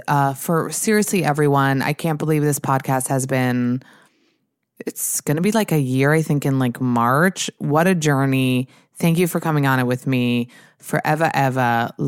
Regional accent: New York, United States; But I think we're from New York.

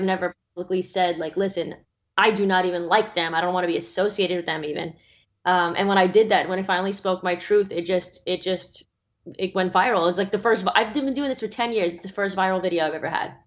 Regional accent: Australia; my home country of Australia

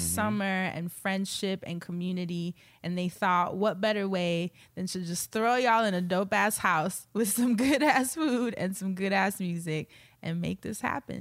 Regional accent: New York, United States; We're both from New York

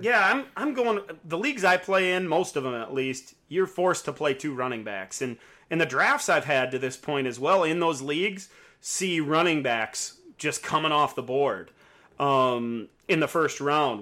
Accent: South Dakota, United States; I'm from South Dakota

